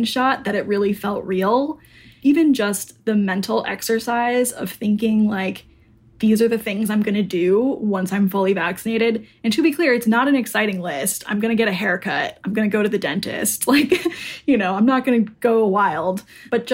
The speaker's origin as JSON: {"language": "English", "region": "Arizona", "country": "United States", "moved": "yes", "lives_now": "Brooklyn, United States", "said": "I'm from Arizona."}